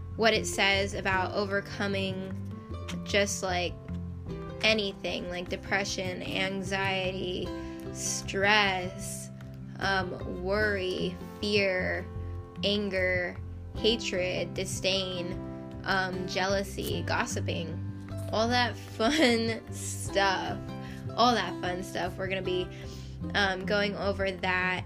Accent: United States; also born or lived in Idaho; I am American

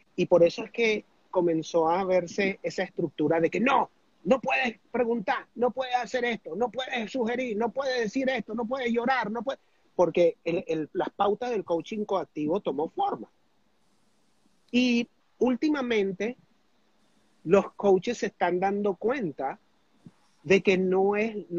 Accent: Venezuela; also born or lived in United States; yo me crié en Estados Unidos, me regresé a Venezuela, me retrasaron el tercer grado

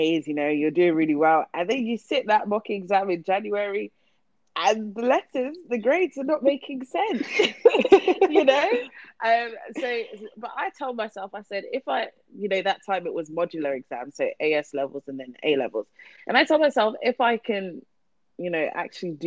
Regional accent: Luton, East of England, United Kingdom; I grew up in Luton.

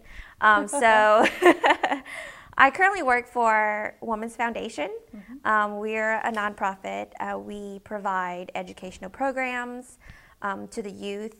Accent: New Iberia, Louisiana, United States; also born or lived in Lafayette, Louisiana; I was born and raised in New Iberia, mm-hmm. south of Lafayette, about 20 minutes south of here

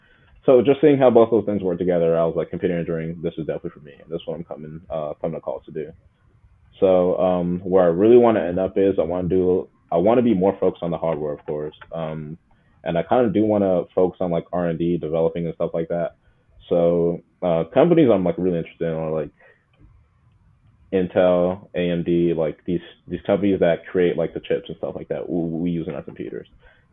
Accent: Togo; This really all started when, like, I was a kid, seeing that I'm an immigrant, we're from Togo, and my parents are just old.

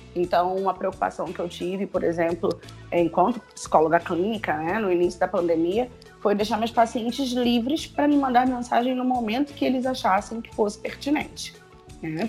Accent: Rio de Janeiro, Brazil; aqui onde eu moro mais ainda, né? sou carioca

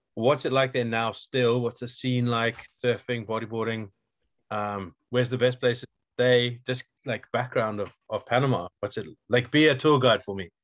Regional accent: Wales, United Kingdom; where i come from in wales

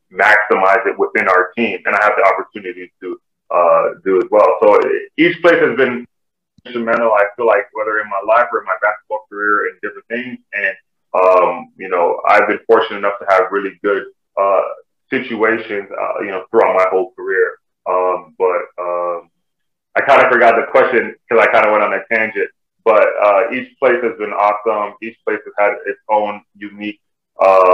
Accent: Canada; my family, my culture is Nigerian, but I grew up in Canada

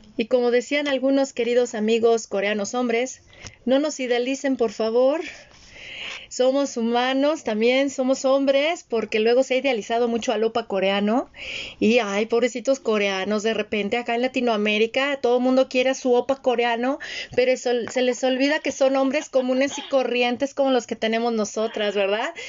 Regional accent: western Mexico, Mexico; yo como el que, que creció en México occidental

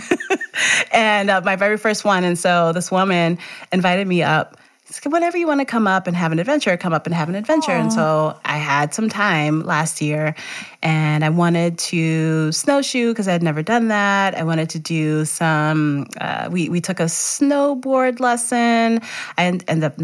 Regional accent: New York City, New York, United States; also born or lived in Georgia; now in Montpelier, United States; I am from Brooklyn, New York

